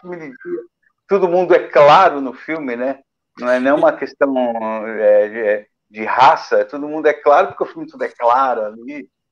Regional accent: Brazil; eu sou brasileiro

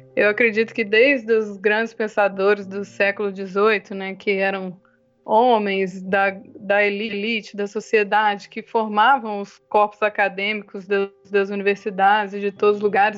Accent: Brazil; aqui no Brasil, né, nós, como brasileiros

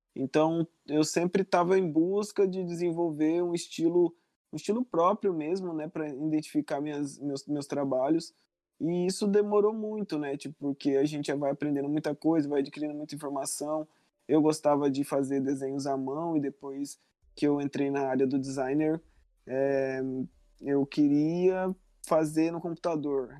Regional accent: Marcelândia, Mato Grosso, Brazil; hoje eu tô na, na cidade, numa cidade que se chama Marcelândia. É o lugar onde eu passei por uma boa parte da minha vida. E aonde os meus pais moram

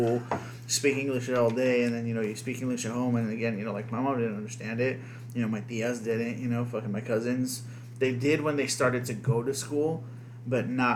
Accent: United States; first language Spanish; English is a second language; half white boy, you know, born in America

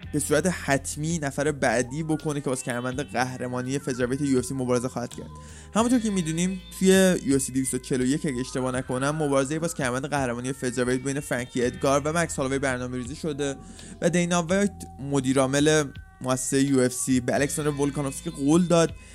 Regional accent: Iran; واسه ما که ایرانیم

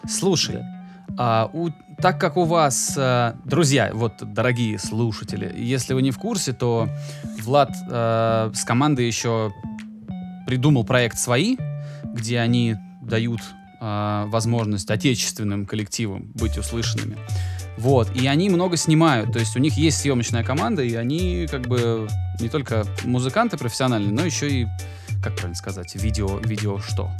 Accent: Volgograd, Volgograd Oblast, Russia; я родом из Волгограда

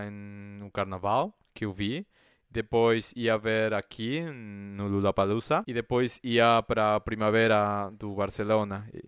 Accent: Argentina; Portuguese is a second language; eu não sou de, de Brasil, mas eu me acho também uma gay de interior. Porque aqui eu sou do interior

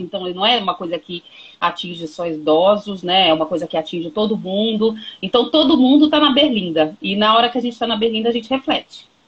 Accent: Brazil; a gente, como brasileiro

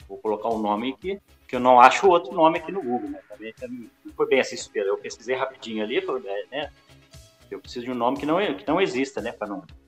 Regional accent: Barbacena, Minas Gerais, Brazil; accent: mineiro; Eu sou de, de Barbacena

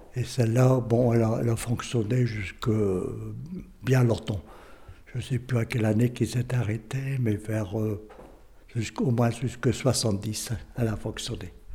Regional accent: M, Hauts-de-France, France; je suis né à Haim en 1936. Donc, j'ai vécu toute mon enfance et tout tout le temps à M.

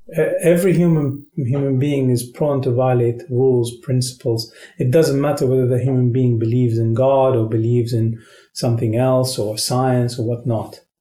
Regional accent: Qatar; moved away as an adult; now in Moscow, Russia; I'm from Qatar, a country that is positioned in the Arabian Peninsula.

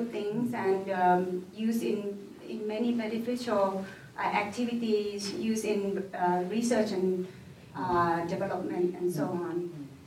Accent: Northern Thailand, Thailand; moved away as an adult; now in Bhutan; I came from, uh, um, well, Thailand is relatively big, but my hometown is small. Uh, it's a small, hometown in the north of Thailand, small province, um, mountainous area

